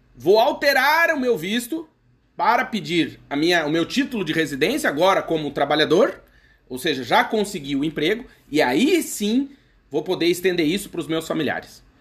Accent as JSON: {"language": "Portuguese", "region": "Santa Catarina", "country": "Brazil", "moved": "as an adult", "lives_now": "Portugal", "said": "no meu país de origem, no caso do Brasil, mais próximo do meu estado, que é Santa Catarina"}